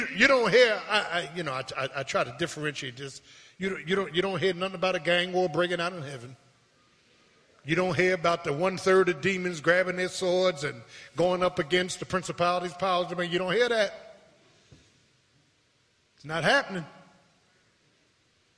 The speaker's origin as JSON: {"language": "English", "town": "Philadelphia", "region": "Pennsylvania", "country": "United States", "tie": "born or raised there", "said": "I was born in Pennsylvania Hospital"}